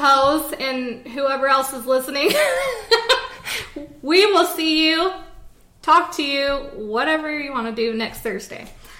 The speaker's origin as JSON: {"language": "English", "region": "Utah", "country": "United States", "said": "We're from Utah"}